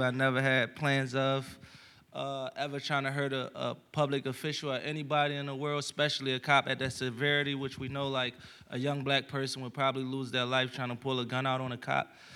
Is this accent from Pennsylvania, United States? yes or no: yes; Philadelphia, Pennsylvania, United States; a young kid from Philadelphia